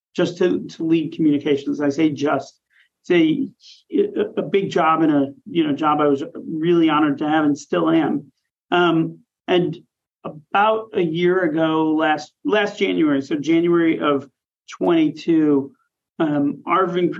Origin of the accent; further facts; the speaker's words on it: Milwaukee, Wisconsin, United States; moved away; I will always say the center of the universe, which is Milwaukee, Wisconsin